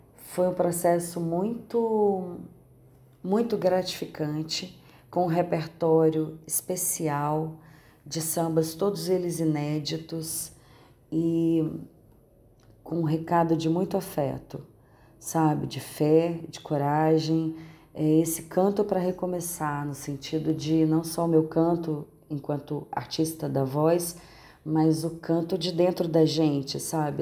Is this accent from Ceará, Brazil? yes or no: no; Minas Gerais, Brazil; accent: mineiro; o nosso sotaque mineiro.